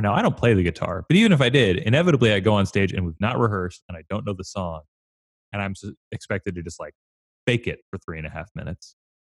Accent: California, United States; moved away as an adult; also born or lived in Chicago; growing up in California

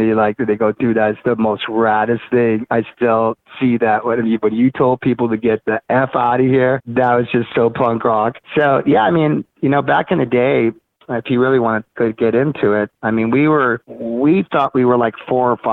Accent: Monterey Park, California, United States; growing up in Monterey Park, Montebello area, LA, downtown area

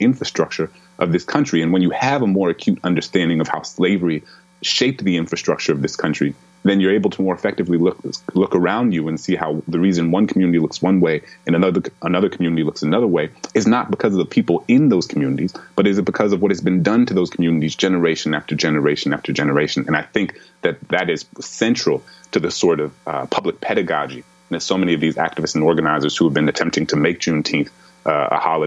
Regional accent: New Orleans, Louisiana, United States; my hometown in New Orleans

